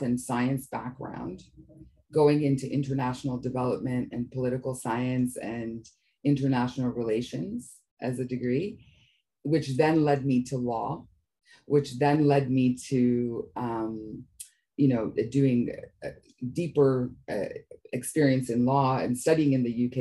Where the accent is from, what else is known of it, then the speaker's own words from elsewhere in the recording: Canada; My parents actually immigrated to Canada, and I was born in Canada, but originally were from East Africa.